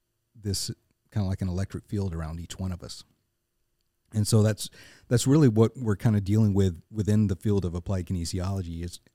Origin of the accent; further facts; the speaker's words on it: Arkansas, United States; also born or lived in Murfreesboro, Tennessee; now in Nashville, United States; I was born in Murfreesboro, grew up in Northeast Arkansas, but we were my whole time growing up. We always came back to Middle Tennessee, and so for me, this felt like coming home.